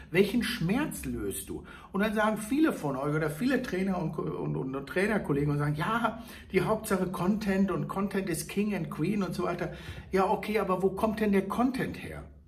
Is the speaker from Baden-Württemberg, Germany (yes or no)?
no; Hagen, North Rhine-Westphalia, Germany; moved away; meine alte Heimat Hagenhaspe bedenken. Da war ja früher Brandzwieback zu Hause. Ich bin mit den Brandleuten in den Kindergarten gegangen